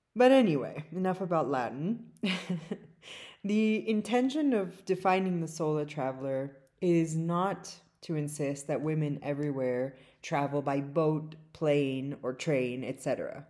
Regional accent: South Africa; now in California, United States; my native South Africa

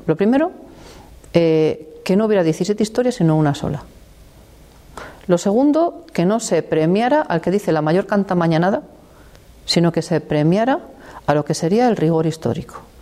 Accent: La Bañeza, Castile and León, Spain; de mi pueblo que es la Bañeza

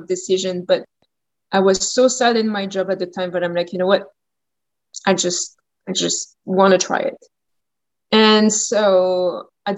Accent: Champagne, Grand Est, France; accent: French; English is a second language; moved away as an adult; also born or lived in New Orleans, United States; now in Port Moody, Canada; From France, from the Champagne area. So it's like northeast of France.

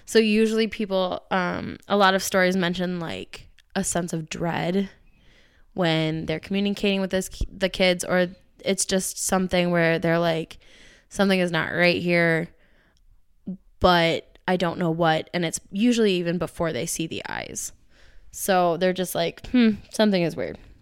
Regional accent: Minnesota, United States; I've never left this dumb state

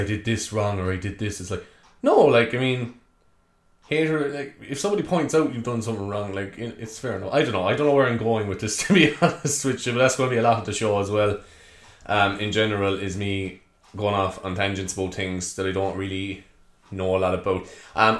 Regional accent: Cork, Munster, Ireland; if you haven't guessed by the accent already, I'm from Cork

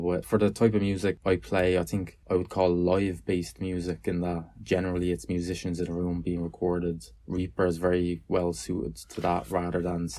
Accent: Dublin, Leinster, Ireland; I'm a musician from Dublin

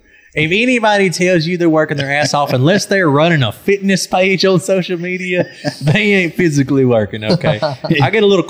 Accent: Crossett, Arkansas, United States; Born and raised in Crossett, Arkansas. South Arkansas, baby. I'm below the Mason-Dixon.

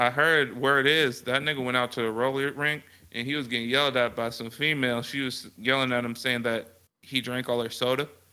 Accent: the Bay Area, California, United States; now in Texas, United States; I'm from the Bay

